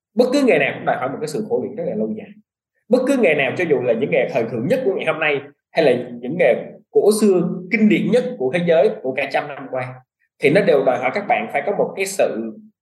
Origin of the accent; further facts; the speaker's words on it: Vietnam; moved away as an adult; also born or lived in United States; mình là người Việt Nam nhưng mình có cái nền tảng về du học